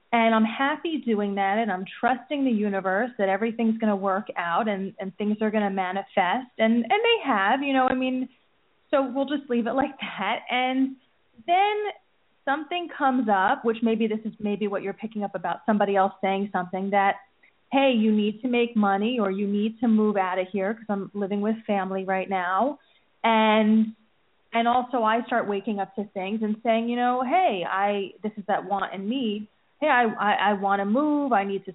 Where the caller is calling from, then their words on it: New Jersey, United States; From New Jersey.